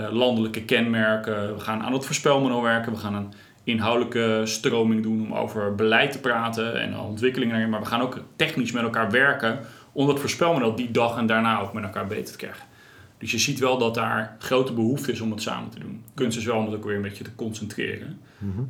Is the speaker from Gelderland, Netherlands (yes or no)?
no; Krimpen aan den IJssel, South Holland, Netherlands; Ik zeg altijd, ik ben opgegroeid in Krimp aan IJssel.